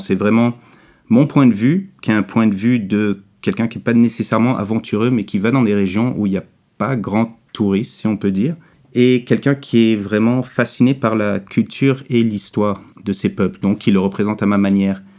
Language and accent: French; Quebec, Canada; En grandissant au Québec, euh, immigrant de deuxième génération, une mère française de France, un père américain, j'ai grandi pendant le deuxième référendum.